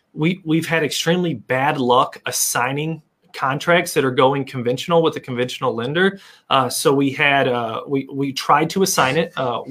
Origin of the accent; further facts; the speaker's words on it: St. Charles, Missouri, United States; moved away; So I'm from St. Charles, Missouri.